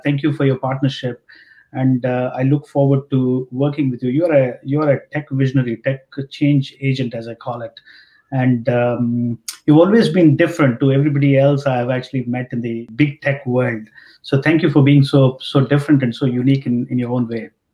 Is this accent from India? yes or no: yes; India; growing up in India